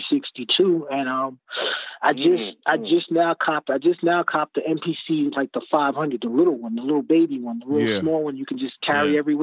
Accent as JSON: {"language": "English", "town": "New York City", "region": "New York", "country": "United States", "tie": "born or raised there", "also_born_or_lived": "Queens / Portland", "said": "The days of growing up in New York. I was born. I'm a '70s baby."}